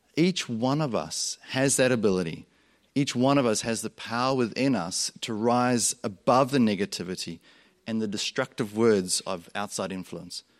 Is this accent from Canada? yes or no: no; South Africa; moved away; also born or lived in Australia; Growing up, I grew up in South Africa. You'll hear my accent go like this because I also grew up in Australia